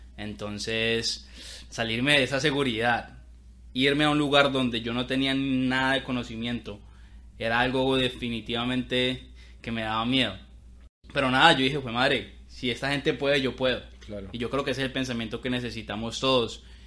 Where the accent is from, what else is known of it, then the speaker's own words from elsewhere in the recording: Colombia; moved away as an adult; now in United States; claramente soy de Colombia, somos de Colombia. Cali, Colombia, Bogotá